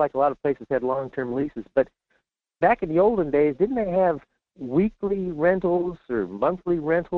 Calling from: Fairbanks, Alaska, United States; in Fairbanks.

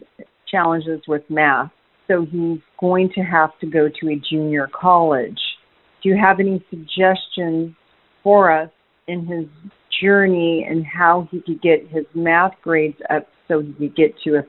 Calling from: California, United States; I'm calling from California

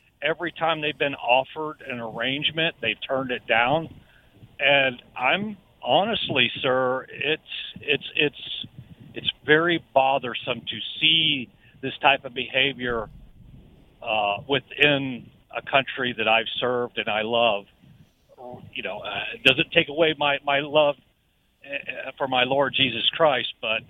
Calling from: Jacksonville, Florida, United States

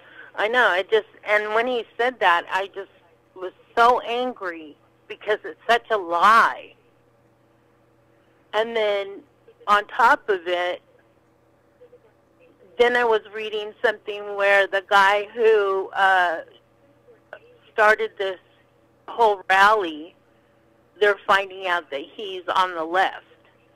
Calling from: Los Angeles, California, United States; from L.A.

